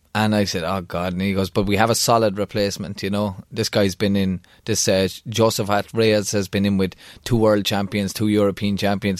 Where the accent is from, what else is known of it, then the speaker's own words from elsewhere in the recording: Kildare, Leinster, Ireland; Kildare and Thai, my hometown